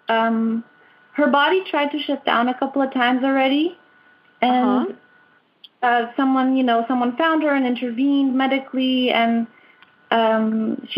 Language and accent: English; Portugal; I'm from Portugal. I live in Portugal, in Sintra